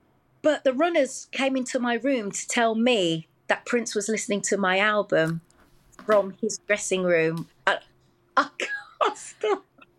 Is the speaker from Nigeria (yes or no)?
no; Wolverhampton, West Midlands, United Kingdom; Yeah, I was just … from Wolverhampton.